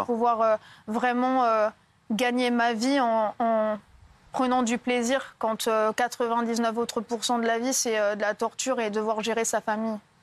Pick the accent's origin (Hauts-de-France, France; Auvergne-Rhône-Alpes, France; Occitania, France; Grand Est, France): Occitania, France; Lattes; j'ai 22 ans et je viens de Latte à côté de Montpellier